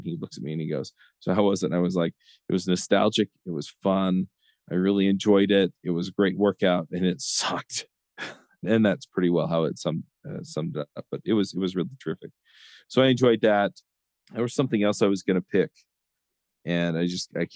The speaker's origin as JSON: {"language": "English", "town": "Orem", "region": "Utah", "country": "United States", "tie": "born or raised there", "lives_now": "Lehi, United States", "said": "here where I grew up in Orem, Utah, and then here in Lehi, Utah, where I live now"}